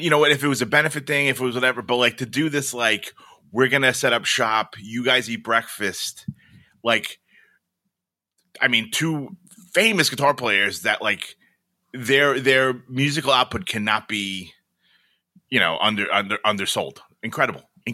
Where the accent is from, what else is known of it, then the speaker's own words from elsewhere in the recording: New York, United States; I'm the New Yorker and I love New York